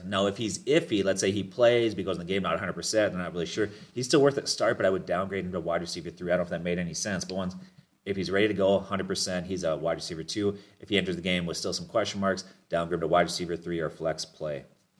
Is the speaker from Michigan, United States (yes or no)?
no; Minnesota, United States; I'm a Vikings fan, you know, we're from Minnesota.